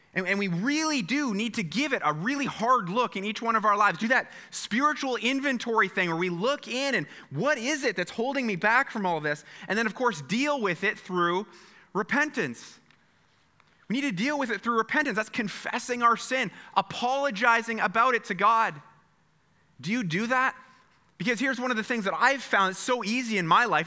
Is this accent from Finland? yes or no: no; Canada; we are so Canadian